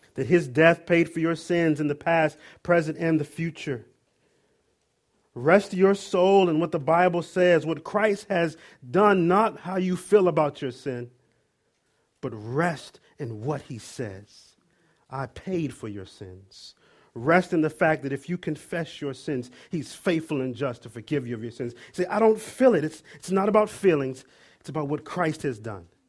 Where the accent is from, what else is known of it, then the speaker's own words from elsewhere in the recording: Maryland, United States; moved away; I'm originally from Maryland